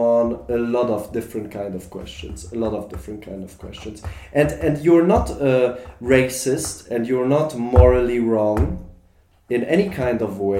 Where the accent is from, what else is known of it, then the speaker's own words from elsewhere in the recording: Germany; moved away; I grew up in Germany. I lived there.